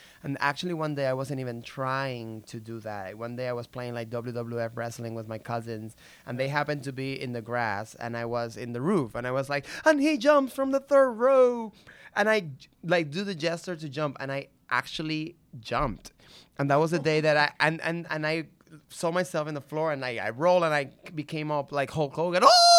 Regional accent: Puerto Rico; Growing up in Puerto Rico, let me see.

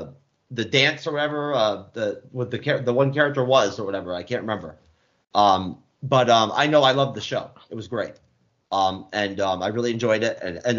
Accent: New York, United States; Growing up in New York

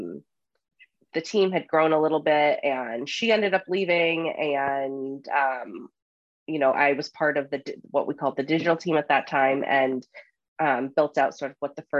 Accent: Rhode Island, United States; moved away as an adult; also born or lived in New York City; the little suburb that I grew up in Rhode Island

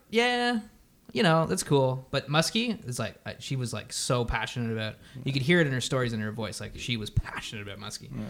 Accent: Ottawa, Ontario, Canada; I'm from Ottawa

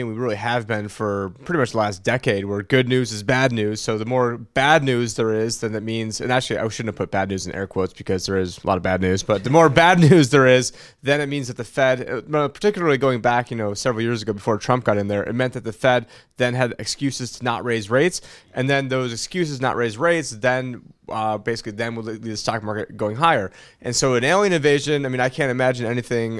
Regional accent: United States; as an American

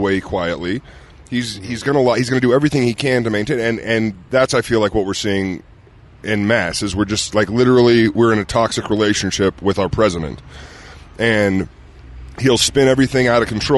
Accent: Utah, United States; moved away; as a kid growing up here

